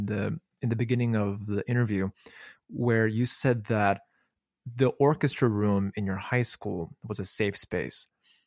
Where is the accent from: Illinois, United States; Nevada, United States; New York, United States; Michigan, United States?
Illinois, United States; Chicago; Well, yeah, I'm also from Chicago.